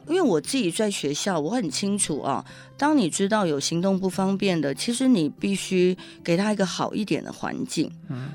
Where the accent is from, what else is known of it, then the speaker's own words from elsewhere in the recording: Taipei, Taiwan; also born or lived in Chiayi; 我其实台北人，我不太会讲台语